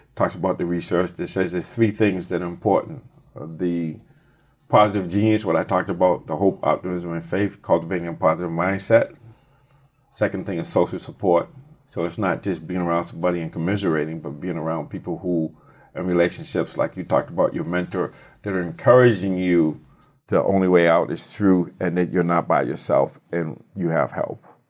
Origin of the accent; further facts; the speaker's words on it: Boston, Massachusetts, United States; I grew up in Boston